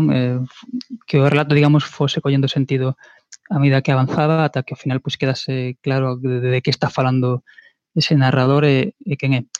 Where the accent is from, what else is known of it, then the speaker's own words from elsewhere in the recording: Vigo, Galicia, Spain; Aquí en Vigo, de, de onde son eu